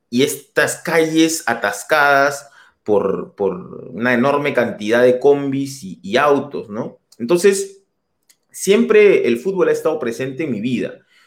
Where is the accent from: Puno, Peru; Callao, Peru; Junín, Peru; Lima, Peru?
Lima, Peru; moved away as an adult; also born or lived in Germany; now in Paris, France; yo soy de, yo soy de Madalena del Mar